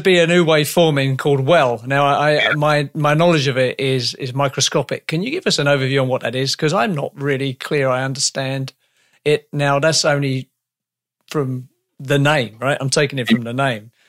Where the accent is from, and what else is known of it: United Kingdom; now in Canada